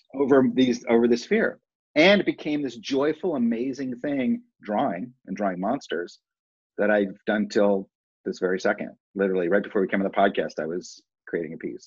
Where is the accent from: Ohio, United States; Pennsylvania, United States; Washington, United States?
Ohio, United States; Cleveland Heights; I grew up in Cleveland Heights, Ohio